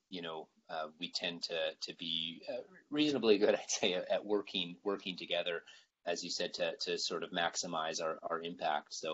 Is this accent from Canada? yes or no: yes; Canada; I think uh, as Canadian scientists, we always face the challenge of, of limiting funding